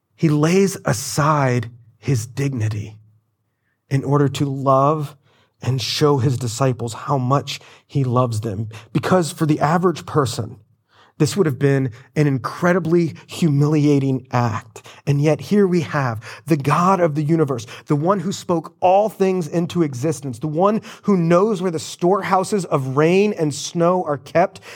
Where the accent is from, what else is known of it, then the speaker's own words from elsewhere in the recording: Florida, United States; I'm from Florida